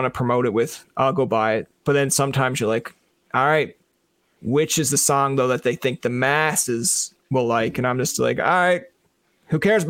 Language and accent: English; Newfoundland and Labrador, Canada; moved away as an adult; also born or lived in Ottawa; being a Newfoundlander in, I'll call it foreign Ontario